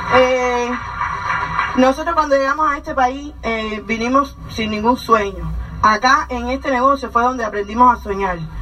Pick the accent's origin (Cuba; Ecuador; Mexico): Cuba; moved away as an adult; nosotros somos cubanos, como ya conocen. Llevamos ya once años en este país